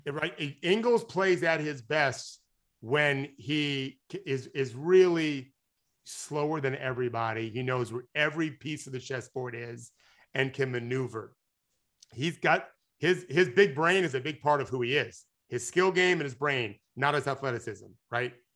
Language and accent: English; United States; I'm American